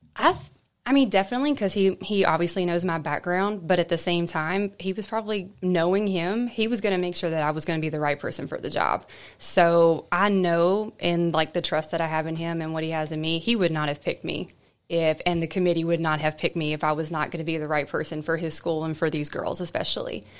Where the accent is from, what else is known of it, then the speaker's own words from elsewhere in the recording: United States; moved away; I grew up in Murray County, and so I knew I always wanted to come back